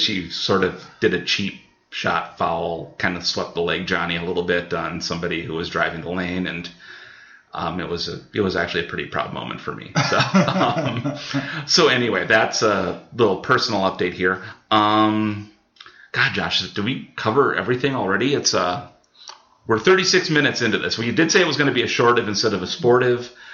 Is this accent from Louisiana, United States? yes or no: no; Hector, Minnesota, United States; growing up in Hector, I know some farm things